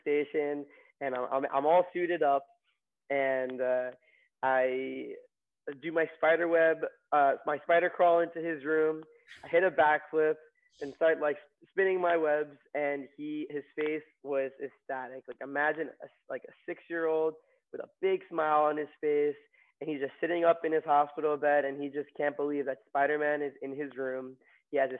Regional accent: Long Island, New York, United States; also born or lived in Queens, New York / Maryland; I was born in Queens and grew up in Long Island

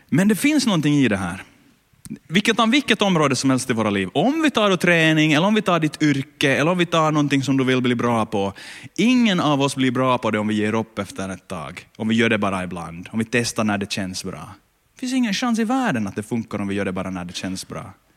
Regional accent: Ostrobothnia, Finland; där jag kommer ifrån, eh, land, landsbygden på Österbot, i Österbotten

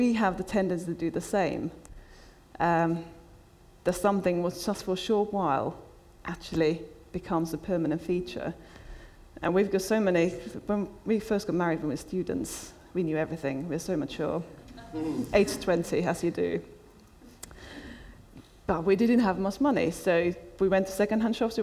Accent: Finland; now in United Kingdom; I was brought up in Finland where everybody is punctual

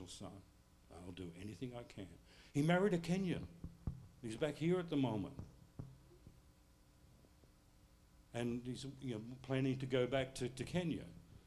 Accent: United States; I'm living as an Australian, even though I claim to be an American

